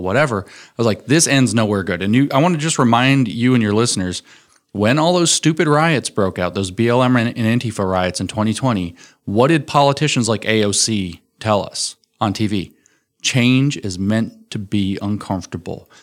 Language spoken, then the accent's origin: English; Tennessee, United States; I'm from Tennessee